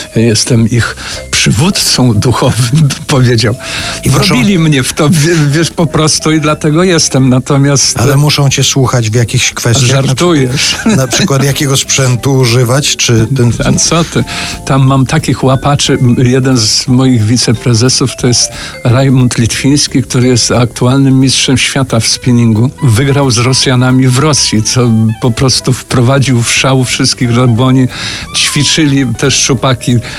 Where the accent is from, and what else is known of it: Warmian-Masurian Voivodeship, Poland; now in Warsaw, Poland